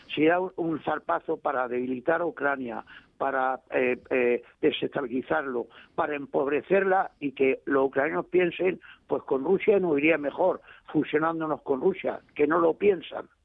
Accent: Almería, Andalusia, Spain; yo soy andaluz por los cuatro costados y estoy contentísimo de ser andaluz por los cuatro costados

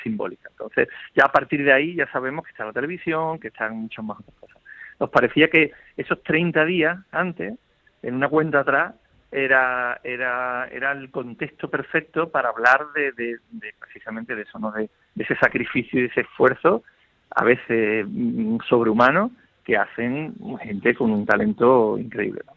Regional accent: Seville, Andalusia, Spain; como sevillanos que somos

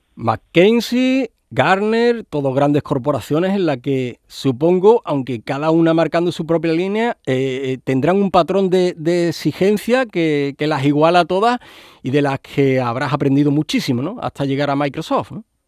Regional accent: Andalusia, Spain; nuestra tierra, Andalucía

